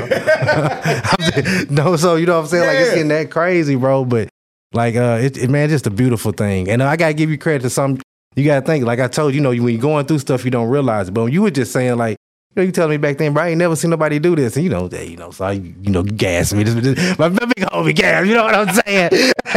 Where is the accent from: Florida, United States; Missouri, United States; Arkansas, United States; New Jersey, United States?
Arkansas, United States; Conway; moved away as an adult; also born or lived in Little Rock, Arkansas; being in my hometown of Conway